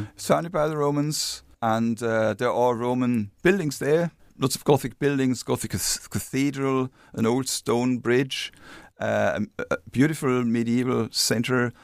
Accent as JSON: {"language": "English", "town": "Regensburg", "region": "Bavaria", "country": "Germany", "tie": "born or raised there", "second_language": "English", "moved": "as an adult", "lives_now": "Dublin, Ireland", "said": "Regensburg, my hometown"}